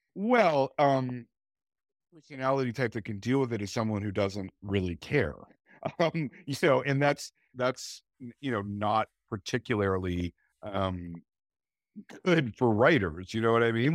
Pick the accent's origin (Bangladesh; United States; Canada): Canada; I'm a Canadian writer